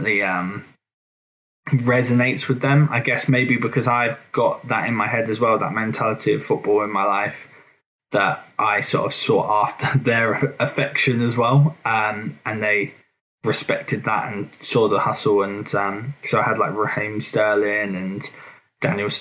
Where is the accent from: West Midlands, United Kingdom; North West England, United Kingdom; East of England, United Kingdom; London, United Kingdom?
East of England, United Kingdom; Suffolk; I'm from Suffolk